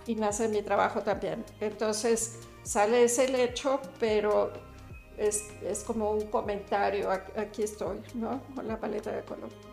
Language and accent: Spanish; Mexico; Soy mexicana